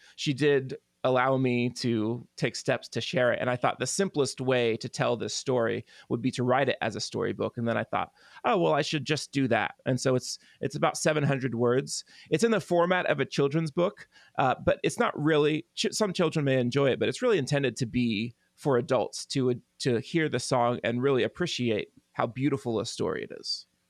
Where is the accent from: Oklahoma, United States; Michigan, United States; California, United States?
Oklahoma, United States; Tulsa; here in my hometown of Tulsa